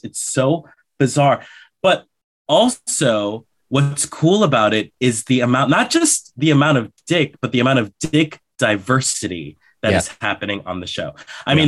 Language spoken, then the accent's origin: English; Colombia; moved away; I was born in Colombia, in South America